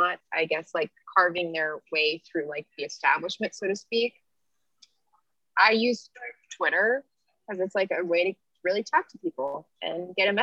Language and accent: English; California, United States; moved away; I'm from California. Like, so I'm the one who's not from here